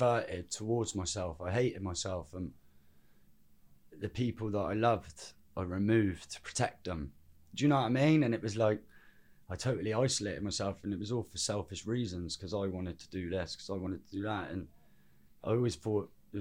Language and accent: English; Birmingham, West Midlands, United Kingdom; born or raised there; also born or lived in Cwm, South Wales